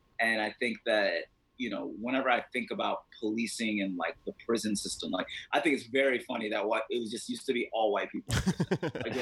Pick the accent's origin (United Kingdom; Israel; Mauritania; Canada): Mauritania; now in United States; I'm from Mauritania. When I went back home in December